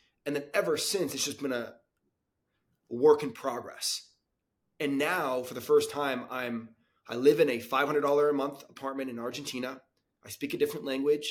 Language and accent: English; United States; I'm from Florida, New York City